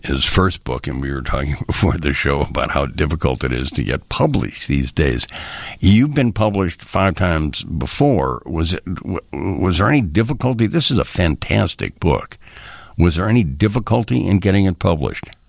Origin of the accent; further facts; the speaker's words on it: Chicago, Illinois, United States; we were children growing up in Old Town